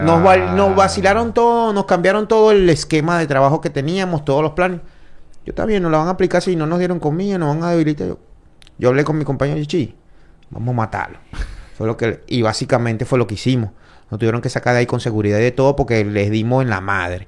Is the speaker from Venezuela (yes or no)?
yes; Venezuela; now in Dominican Republic; como venezolano